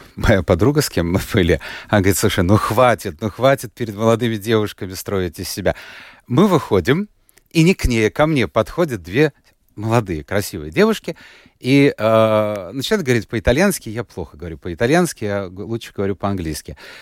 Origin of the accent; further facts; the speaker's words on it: Latvia; начальная школа была четыре года. Я учился в латышской, а потом перевели в русскую